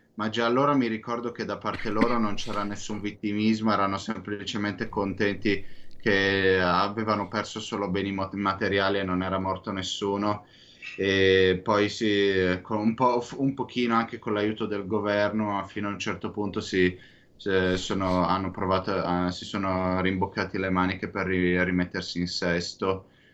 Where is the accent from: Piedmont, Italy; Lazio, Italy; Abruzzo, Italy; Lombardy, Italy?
Lombardy, Italy; San Donato Milanese; now in Israel; non sono proprio milanese quanto di Sa-, San Donatese di San Donato Milanese